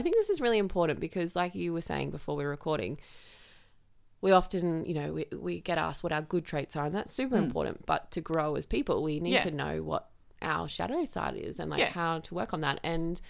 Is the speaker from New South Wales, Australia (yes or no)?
no; Queensland, Australia; I was born and bred here, basically.